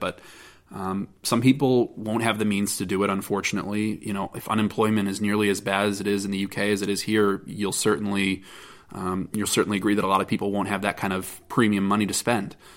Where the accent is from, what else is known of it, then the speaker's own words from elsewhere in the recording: United States; as an American and as a member of this industry